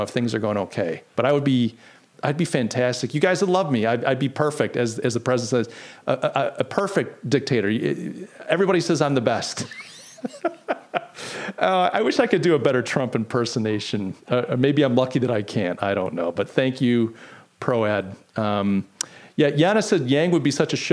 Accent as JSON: {"language": "English", "country": "United States", "said": "I'm an American"}